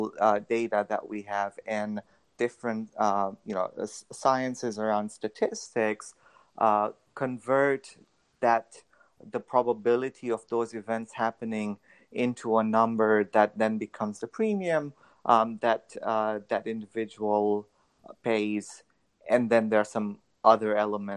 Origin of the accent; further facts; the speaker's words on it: Tanzania; moved away as an adult; now in United States; I'm originally from Tanzania. I did my through to high school over there, and then I came to the U.S. for college.